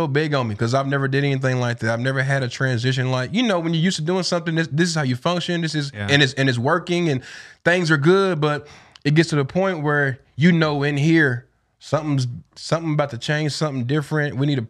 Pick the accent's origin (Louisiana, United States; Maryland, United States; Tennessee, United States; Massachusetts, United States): Tennessee, United States; because we both from there, you know, born and raised in East Tennessee.